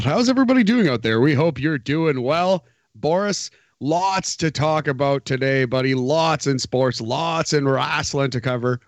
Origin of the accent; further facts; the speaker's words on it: New Jersey, United States; I'm from New Jersey